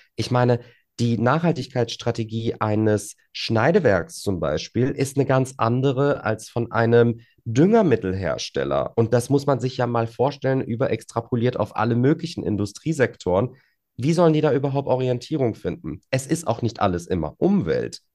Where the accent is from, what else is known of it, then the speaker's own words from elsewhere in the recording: Frankfurt am Main, Hesse, Germany; Frankfurt ist meine Heimat, das stimmt. Natürlich habe ich da auch einen kleinen Heimvorteil, weil ich die Stadt ganz gut kenne und äh, was heißt ganz gut, ich kenne sie sehr gut, sollte ich auch, nachdem ich hier meine gesamte Kindheit und Jugend verbracht habe